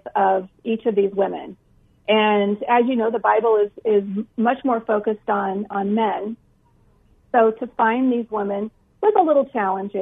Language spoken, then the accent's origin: English; Iowa, United States; now in Phoenix, United States; I grew up in Iowa